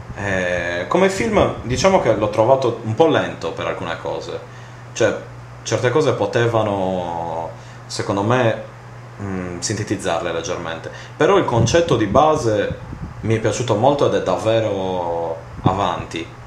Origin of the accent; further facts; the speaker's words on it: Sardinia, Italy; in quanto sardo